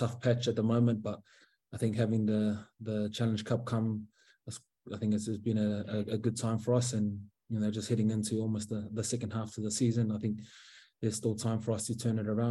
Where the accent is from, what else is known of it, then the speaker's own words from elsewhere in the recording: Auckland, New Zealand; moved away as an adult; now in Northern Ireland, United Kingdom; Mangere's my home for me, so South Auckland. That's kind of always born and bred there